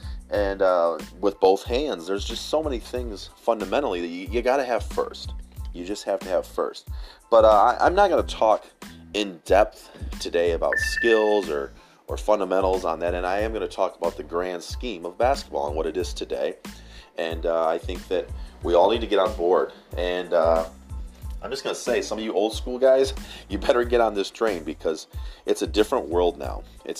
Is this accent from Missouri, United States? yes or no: no; Michigan, United States; I'm from Michigan.